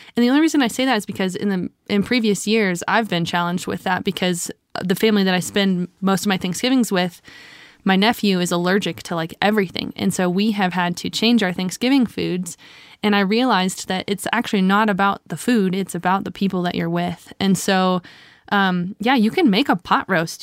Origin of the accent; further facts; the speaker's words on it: Louisiana, United States; my family's also from the South. We're from Louisiana